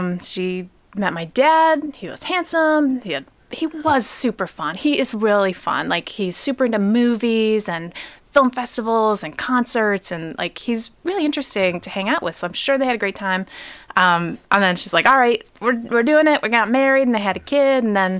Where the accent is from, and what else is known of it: Pontiac, Michigan, United States; born or raised there